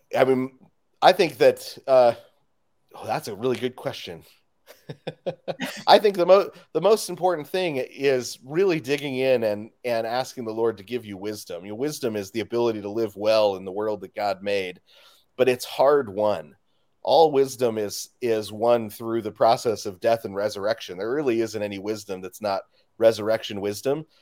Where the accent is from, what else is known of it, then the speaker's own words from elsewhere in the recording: Spokane, Washington, United States; I'm from Spokane, Washington